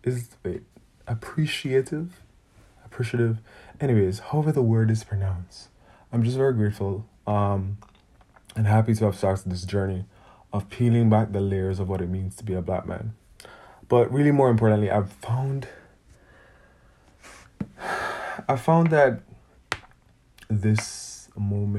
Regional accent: Jamaica; I feel like I grew up in Jamaica

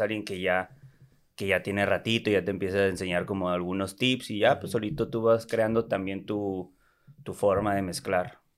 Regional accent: Tijuana, Baja California, Mexico; also born or lived in San Diego; Nací en San Diego y me crié aquí en ah, Tijuana toda mi vida

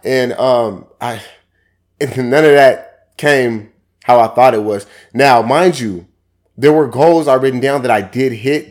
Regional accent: Seattle, Washington, United States; I come from Seattle, Washington. Grew up in Yester Terrace Projects, also Central District Area, thirty-first East Cherry Street

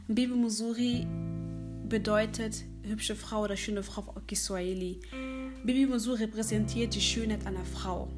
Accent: Cologne, North Rhine-Westphalia, Germany; also born or lived in Democratic Republic of the Congo; komme aus Köln

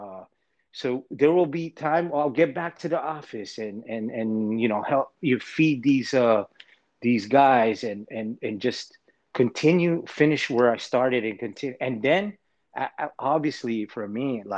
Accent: Los Angeles, California, United States; moved away as an adult; moving back to LA in my hometown

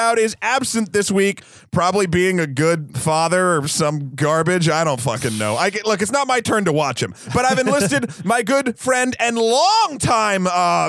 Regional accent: United States; I'm American.

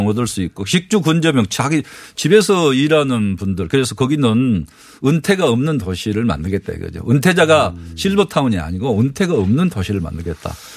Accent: Wando, South Jeolla, South Korea; 어렸을 때 제가 네. 완도 전남 완도 출신인데

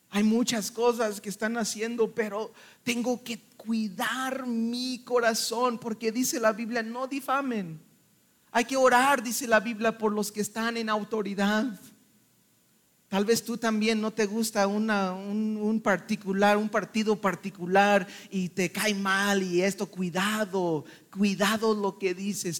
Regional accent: Mexico; Y somos mexicanos

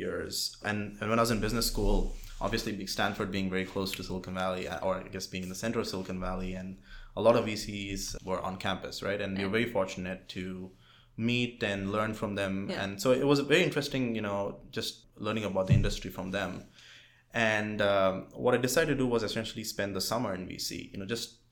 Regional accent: India; moved away as an adult; now in United States; So I was born and raised in India. I came to the United States for undergrad

